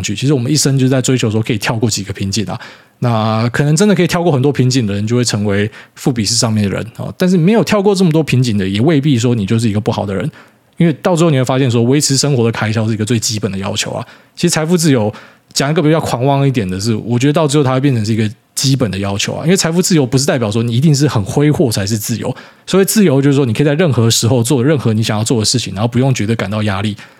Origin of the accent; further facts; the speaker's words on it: Miaoli County, Taiwan; now in Taipei, Taiwan; 我本来是苗栗人嘛，我跑来台北大台北地区当都市人之后